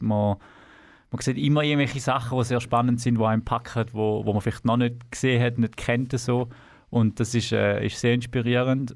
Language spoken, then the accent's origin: German; Thurgau, Switzerland; moved away as an adult; now in Canton of Zurich, Switzerland; wir sind im Thurgau geboren, sind dort aufgewachsen